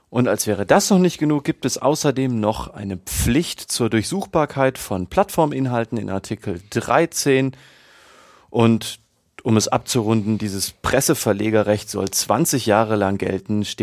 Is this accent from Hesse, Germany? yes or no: yes; Frankfurt, Hesse, Germany; Ich bin ja Frankfurter Separatist.